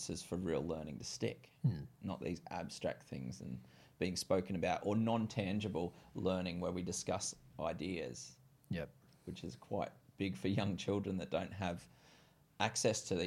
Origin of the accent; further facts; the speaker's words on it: Browns Plains, Queensland, Australia; I grew up in Browns Plains as well, so I'm familiar with that area